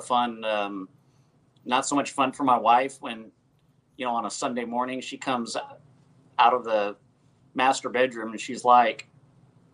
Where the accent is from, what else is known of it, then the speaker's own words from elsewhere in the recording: Dallas, Texas, United States; born and raised in the Dallas area